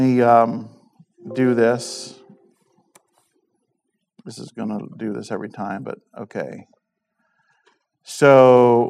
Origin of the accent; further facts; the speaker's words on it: East Coast, United States; moved away; so I grew up on the East Coast